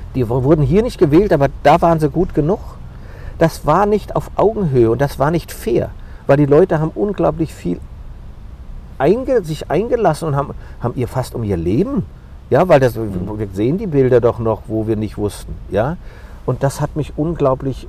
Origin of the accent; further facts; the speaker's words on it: Frankfurt am Main, Hesse, Germany; diese Frankfurter Fahne, mein Geburtsort